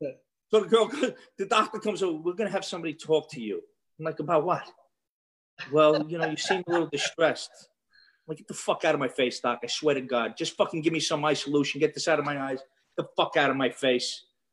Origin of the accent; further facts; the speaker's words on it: New York City, New York, United States; accent: Brooklyn Italian; moved away as an adult; now in Fort Myers, United States; I'm Italian from Brooklyn.